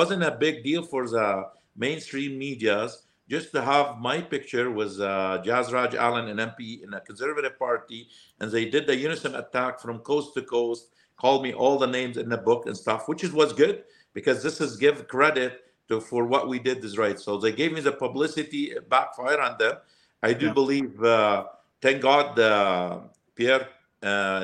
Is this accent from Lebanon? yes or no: yes; Lebanon; English is a second language; moved away as an adult; also born or lived in Alberta, Canada; now in Calgary, Canada; I came from Lebanon